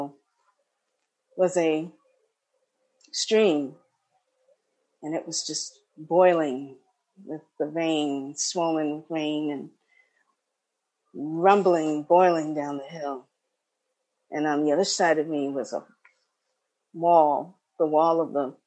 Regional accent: New York, United States; moved away as an adult; I just moved back to New York a couple of weeks ago. So I'm in a very new place for me, very new atmosphere, lots of noise that I'm not used to, even though I grew up here in New York.

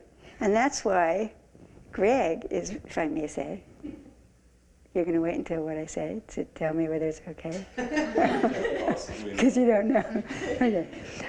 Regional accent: San Francisco, California, United States; I grew up in San Francisco Zen Center

